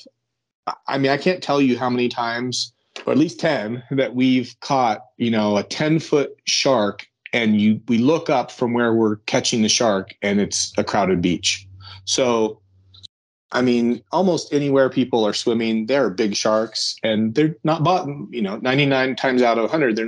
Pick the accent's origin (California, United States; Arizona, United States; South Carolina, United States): Arizona, United States; I'm from Arizona